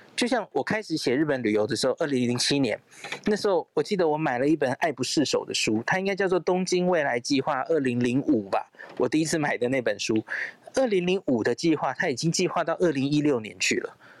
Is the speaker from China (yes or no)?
no; Taipei, Taiwan; 我是从小在台北长大的小孩